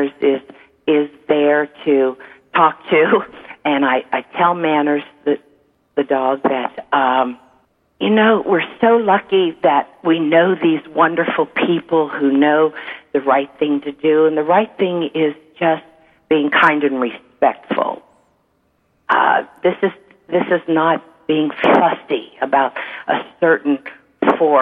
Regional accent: Niagara Falls, New York, United States; I grew up in Niagara Falls, New York, a big family

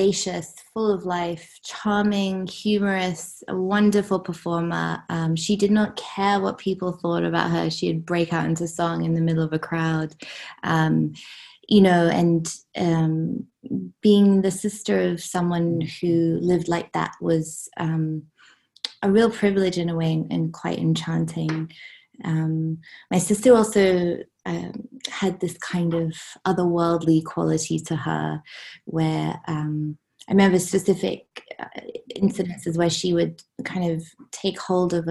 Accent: Hong Kong; I grew up in Hong Kong.

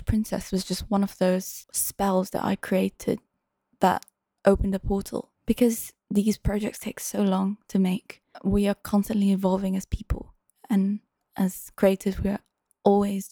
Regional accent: Singapore; moved away as an adult; now in London, United Kingdom; I was living back in my hometown in Singapore for a while

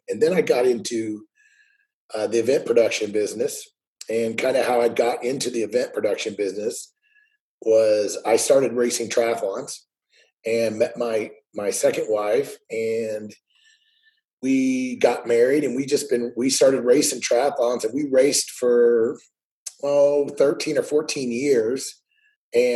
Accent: Missouri, United States; I grew up in Missouri

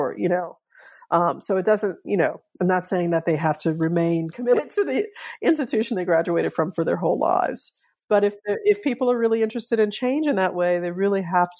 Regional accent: New Orleans, Louisiana, United States; So I grew up in New Orleans. I've learned that my family, my father's side was there. On both sides, my family was there from the antebellum era.

